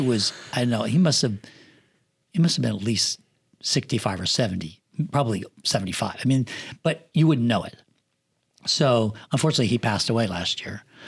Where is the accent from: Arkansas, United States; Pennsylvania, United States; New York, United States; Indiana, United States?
Pennsylvania, United States; moved away as an adult; also born or lived in Los Angeles; now in Florida, United States; I grew up in Pennsylvania in the country where I didn't have a house across the street from me.